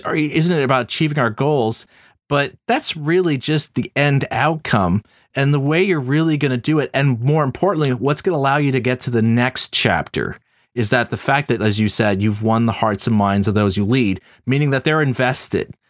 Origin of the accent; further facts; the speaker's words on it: Montreal, Quebec, Canada; we both went to McGill here in my hometown, Montreal